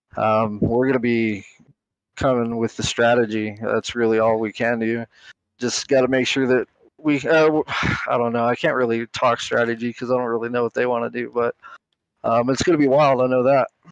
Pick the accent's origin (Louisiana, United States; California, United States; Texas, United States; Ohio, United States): California, United States; San Bernardino; moved away as an adult; also born or lived in North Carolina; now in New Mexico, United States; I grew up in San Bernardino, California. for about nineteen years, uh, lived in North Carolina after that for a while. Ended up here in New Mexico